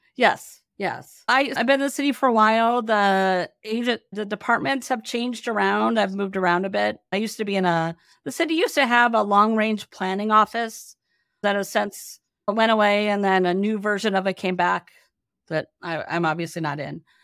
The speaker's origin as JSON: {"language": "English", "town": "Minneapolis", "region": "Minnesota", "country": "United States", "tie": "born or raised there", "moved": "as an adult", "lives_now": "Seattle, United States", "said": "I grew up in the Midwest"}